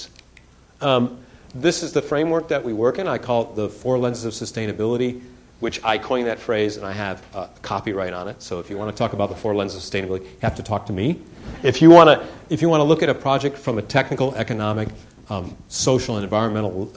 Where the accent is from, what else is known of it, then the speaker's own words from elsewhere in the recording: Detroit, Michigan, United States; moved away; I grew up in Detroit